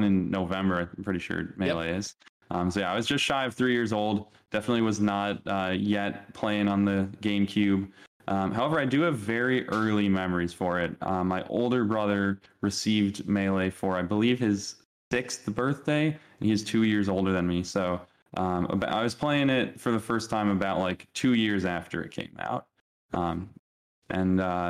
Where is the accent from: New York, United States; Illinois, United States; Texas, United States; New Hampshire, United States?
Illinois, United States; Chicago; also born or lived in Cleveland / Montreal; I was born here, did move away for a little bit at younger ages to Cleveland for 2 years and Montreal for 4 years, but returned back here still at a young age, spent most of my life here. So definitely have the most ties to the great city of Chicago